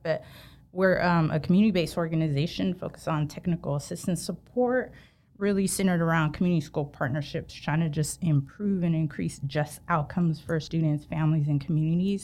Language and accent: English; Sacramento, California, United States; I'm born and raised in Sac